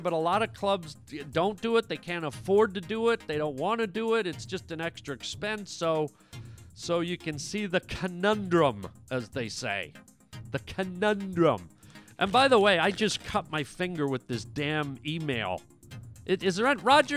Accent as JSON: {"language": "English", "country": "Canada", "moved": "yes", "lives_now": "United States", "said": "Canada, which is my home country"}